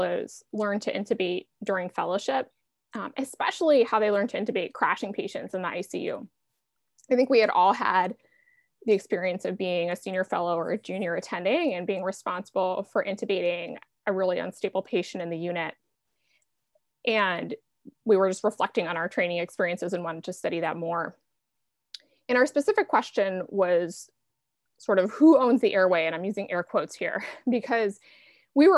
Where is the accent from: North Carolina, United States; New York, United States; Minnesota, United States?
New York, United States; Buffalo; now in Portland, United States; I grew up in Buffalo, New York, where year-round bike commuting was not really a thing, or at least not when I lived there